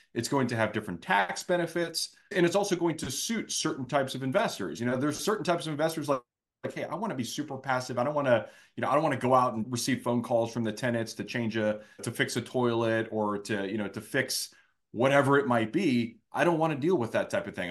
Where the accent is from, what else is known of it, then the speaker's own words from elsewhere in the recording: Northern Virginia, United States; now in Jacksonville, United States; from the area that I grew up in Northern Virginia